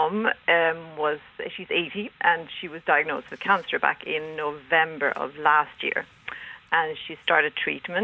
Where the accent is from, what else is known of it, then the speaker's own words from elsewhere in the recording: Sweden; moved away as an adult; also born or lived in Denmark; now in Ireland; I'm Danish. But okay. I grew up in Sweden.